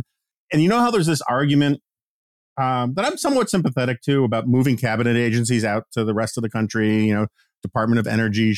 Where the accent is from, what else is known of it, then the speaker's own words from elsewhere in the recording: New York City, New York, United States; I grew up in Manhattan, right?